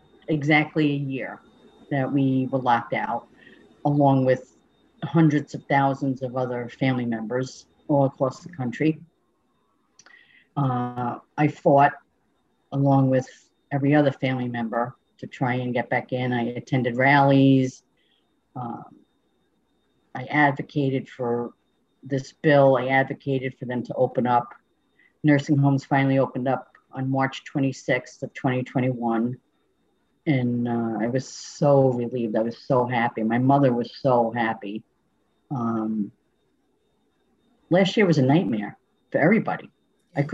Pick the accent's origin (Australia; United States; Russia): United States; Schenectady, New York; I'm from Schenectady, New York, which is upstate New York